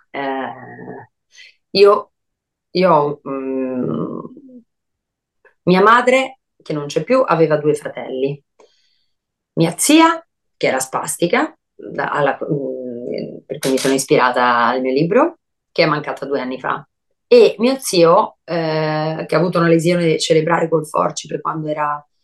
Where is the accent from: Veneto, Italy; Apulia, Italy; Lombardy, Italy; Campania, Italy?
Lombardy, Italy; Brescia; moved away; Quando me ne sono andata da Brescia, io me ne sono andata con tanta rabbia rispetto a tutte le persone